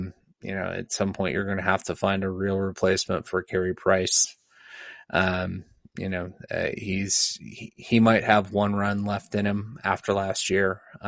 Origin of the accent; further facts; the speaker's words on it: Canada; Hey, I'm a Canadian.